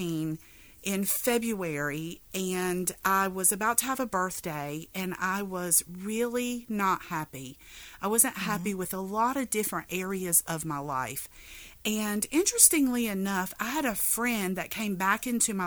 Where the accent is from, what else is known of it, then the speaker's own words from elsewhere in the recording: Kinston, North Carolina, United States; now in Norfolk, United States; I am actually from Kinston, North Carolina, which is a very small town in eastern North Carolina. But I've actually lived in Norfolk, Virginia for almost 29 years